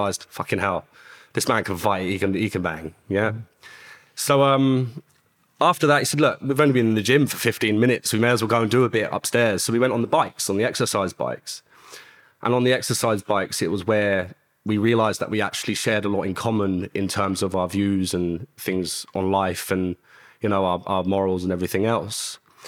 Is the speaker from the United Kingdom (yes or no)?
yes; Luton, East of England, United Kingdom; Well, I grew up in Luton.